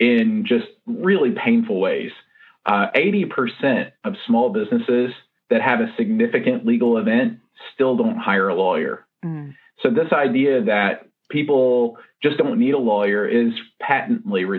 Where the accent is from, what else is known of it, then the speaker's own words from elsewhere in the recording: Nashville, Tennessee, United States; I'm from Nashville, Tennessee, or the greater Nashville area, and our office is on West End Avenue in Nashville